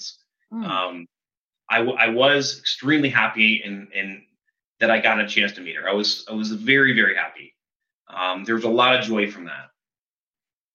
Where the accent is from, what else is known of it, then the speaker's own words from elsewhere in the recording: Seattle, Washington, United States; I'm from Seattle.